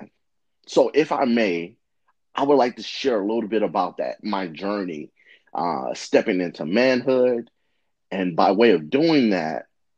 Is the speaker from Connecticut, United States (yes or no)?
no; St. Louis, Missouri, United States; I was born and raised in St. Louis, Missouri